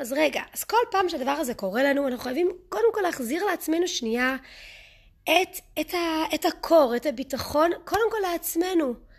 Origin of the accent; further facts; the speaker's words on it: Israel; Hebrew is a second language; also born or lived in United States; גדלתי בארצות הברית, עשיתי עלייה כשהייתי קטנה, כשהייתי בת שמונה, אז אני מתנצלת מראש על הטעויות בעברית